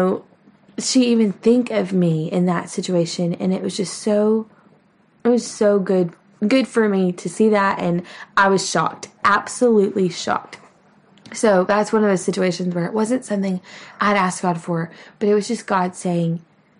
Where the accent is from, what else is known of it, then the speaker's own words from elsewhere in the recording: Texas, United States; We are from Texas, but my husband is by no means a cowboy